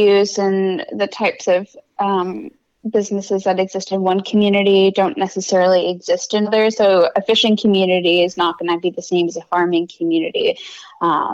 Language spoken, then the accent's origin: English; Illinois, United States; now in Maine, United States; I grew up in Illinois. I grew up in Grace Tour Speaker Dennis Hastert District